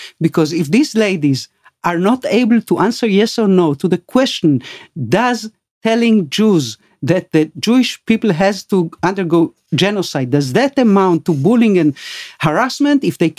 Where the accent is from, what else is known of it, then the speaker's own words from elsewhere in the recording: Argentina; You know, I came from Argentina.